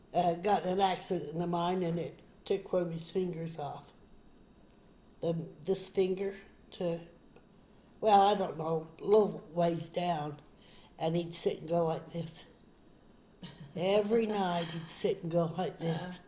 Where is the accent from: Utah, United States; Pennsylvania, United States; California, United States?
Utah, United States; Park City; we grew up in Park City in Deer Valley.